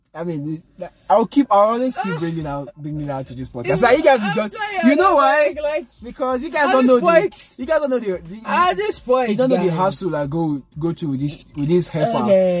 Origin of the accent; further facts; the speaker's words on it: Nigeria; I told her I'm from Nigeria.